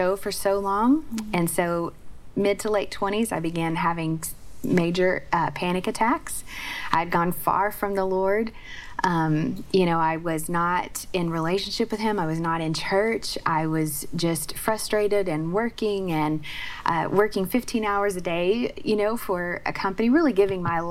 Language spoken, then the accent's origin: English; Oklahoma, United States; I grew up in Oklahoma.